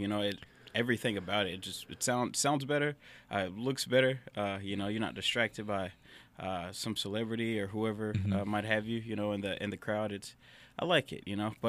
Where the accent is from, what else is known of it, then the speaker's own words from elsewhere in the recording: Orange, Texas, United States; now in Groves, United States; So I'm from Orange. I'm from, grew up, born and raised in Orange, went to Little Cypress. At 17, 18, I just ran off to Houston.